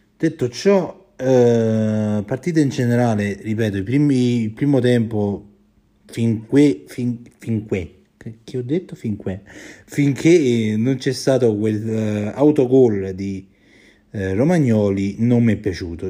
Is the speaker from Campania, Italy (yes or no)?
yes; Campania, Italy; io sono, sono campano